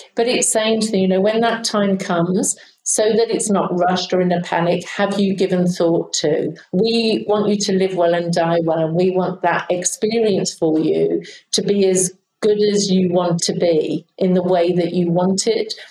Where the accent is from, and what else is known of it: United Kingdom